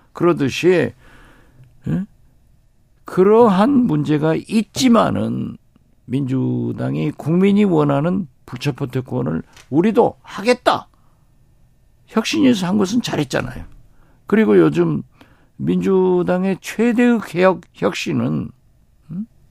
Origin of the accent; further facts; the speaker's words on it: Haenam, Jindo, Wando, South Jeolla, South Korea; moved away; also born or lived in Mokpo; 제 고향 해남 진도 완도에서